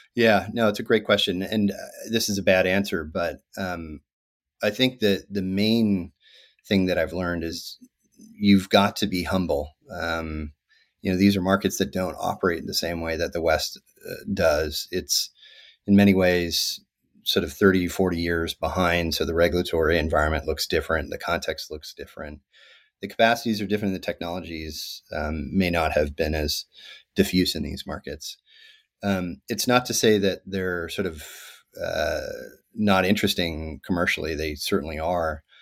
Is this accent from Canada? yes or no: yes; Victoria, British Columbia, Canada; moved away as an adult; also born or lived in Africa; I grew up in Canada to a South African mother and American father uh, in a place called Victoria, BC